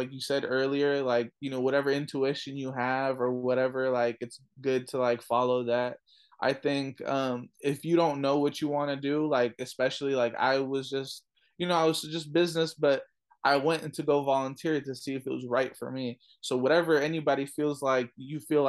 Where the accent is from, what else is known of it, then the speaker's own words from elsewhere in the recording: California, United States; I was born in California, but my family's from Afghanistan